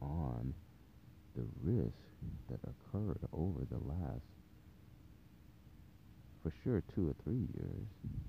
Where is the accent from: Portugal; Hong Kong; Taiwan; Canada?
Taiwan; born there; I wasn't born in the United States, but I was born to parents that were. And wherever we were, I was born in Taiwan.